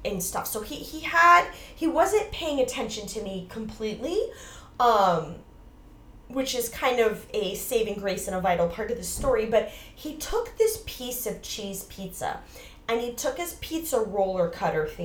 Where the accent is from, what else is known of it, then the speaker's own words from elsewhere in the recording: Largo, Florida, United States; now in New York City, United States; I grew up in the Largo area, which is a sub-city of St. Petersburg